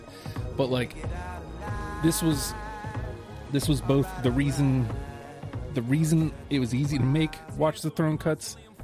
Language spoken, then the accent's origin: English; New York, United States; I'm a New Yorker. Like, even though I'm not from the city, like, there is always this pride of New York